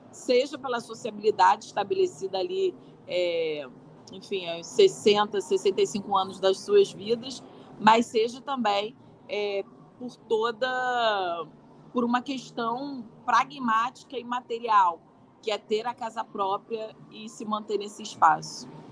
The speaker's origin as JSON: {"language": "Portuguese", "region": "Rio de Janeiro", "country": "Brazil", "tie": "born or raised there", "said": "Sou carioca da gema do ovo."}